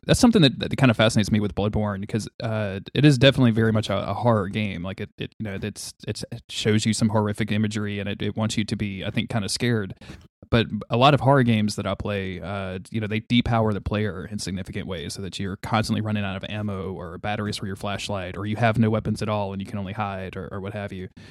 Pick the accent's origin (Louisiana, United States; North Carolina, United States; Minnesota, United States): Louisiana, United States; I'm from Louisiana. That, that's where I am right now